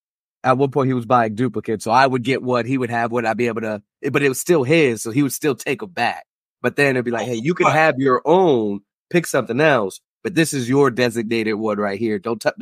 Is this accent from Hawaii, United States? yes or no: yes; Oahu, Hawaii, United States; So I'm originally from Oahu, Hawaii.